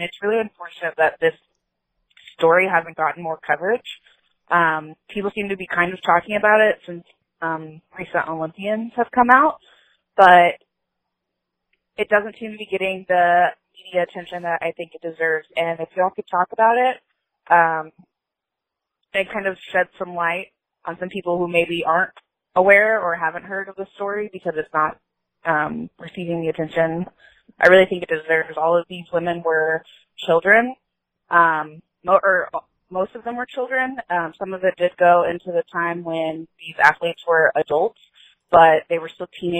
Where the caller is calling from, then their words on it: Colorado, United States; I am from Colorado